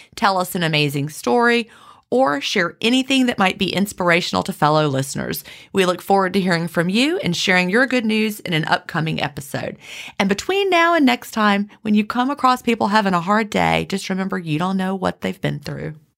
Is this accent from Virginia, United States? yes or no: yes; Virginia, United States; also born or lived in Augusta; I grew up in Virginia